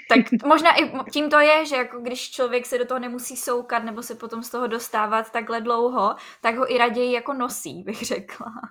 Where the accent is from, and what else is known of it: Czechia